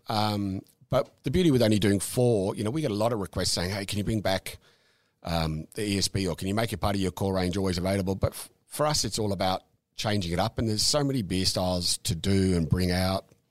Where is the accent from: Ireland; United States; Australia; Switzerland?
Australia; Dandenong, Victoria; also born or lived in Safety Beach / Mornington Peninsula; I was born overseas, but we grew up in, in Dandenong